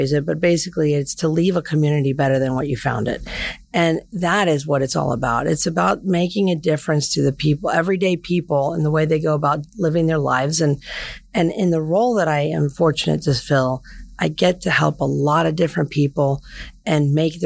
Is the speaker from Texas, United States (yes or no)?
no; Vero Beach, Florida, United States; also born or lived in Tallahassee, Florida; now in Broward County, United States; I grew up in Vero Beach, went up to FSU as a Seminole. I stayed in Tallahassee for 20 years.